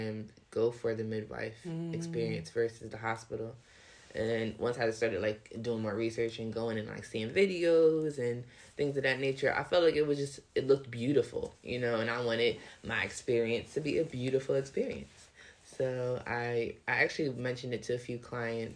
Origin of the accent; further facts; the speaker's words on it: Philadelphia, Pennsylvania, United States; born and raised in Philly